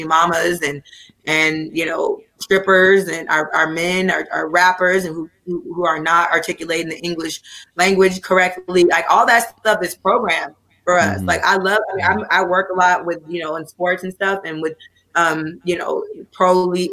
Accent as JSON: {"language": "English", "town": "Oakland", "region": "California", "country": "United States", "tie": "born or raised there", "said": "I grew up in Oakland. I'm from Oakland, California, Brookfield, East Oakland."}